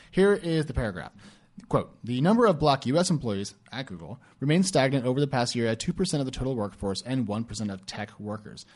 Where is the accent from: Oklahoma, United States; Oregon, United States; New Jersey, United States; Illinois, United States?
Oregon, United States; my home state of Oregon